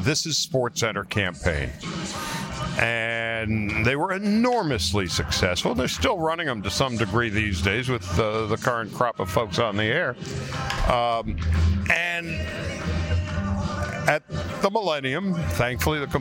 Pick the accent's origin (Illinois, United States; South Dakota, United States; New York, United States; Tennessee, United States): New York, United States; Long Island; moved away as an adult; also born or lived in Los Angeles; when I was 7 years old, growing up in New York, I was a Brooklyn Dodger fan because every kid in my neighborhood on Long Island loved the Brooklyn Dodgers.